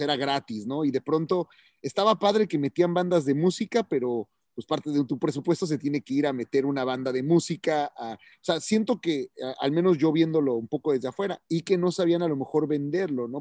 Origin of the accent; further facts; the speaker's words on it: Mexico; now in United States; soy latino, wow, es mexicano